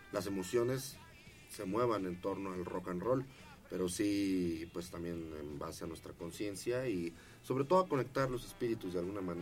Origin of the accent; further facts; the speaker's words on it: Michoacán, Mexico; Aparte venimos de Michoacán